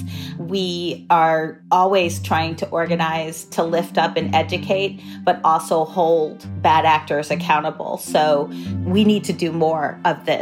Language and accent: English; Texas, United States; I'm a Texan who comes from a family with a broad range of political ideas